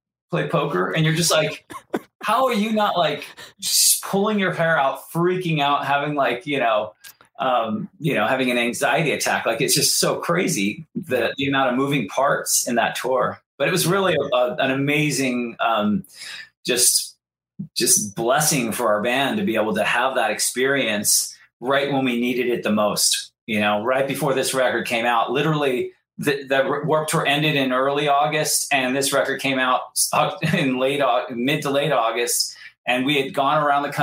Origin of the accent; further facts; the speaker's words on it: Santa Barbara, California, United States; my hometown, Santa Barbara, California.